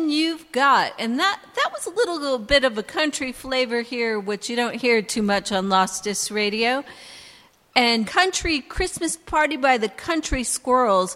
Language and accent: English; Catasauqua, Pennsylvania, United States; my little old hometown of Catasauqua, Pennsylvania.